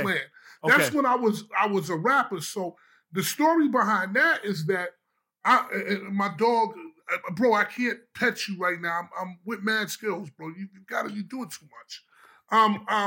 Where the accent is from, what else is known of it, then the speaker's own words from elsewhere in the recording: New York City, New York, United States; I'm known for rapping all around Harlem because I'm from Harlem. And I used to hang out in a project called St. Nick.